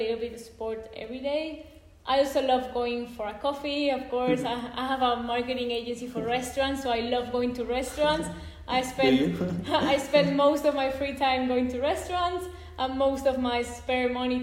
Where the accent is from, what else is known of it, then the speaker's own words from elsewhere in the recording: Alicante, Valencian Community, Spain; also born or lived in London; I'm doing it from Spain, from my home in Alicante